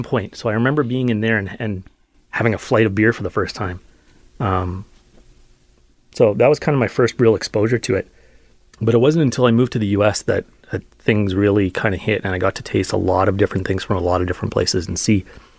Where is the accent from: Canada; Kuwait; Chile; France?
Canada; Thompson, Manitoba; also born or lived in Belfast, Northern Ireland; We had other family in the province and I ended up in Thompson. So I grew up in Thompson.